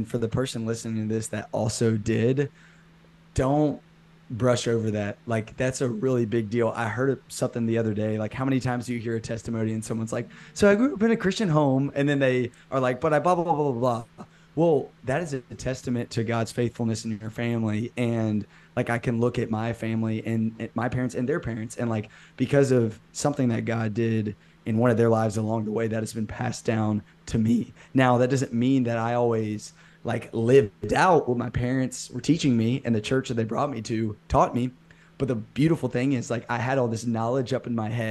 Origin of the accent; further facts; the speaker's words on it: Birmingham, Alabama, United States; I'm from Birmingham, Alabama. I've lived here my whole life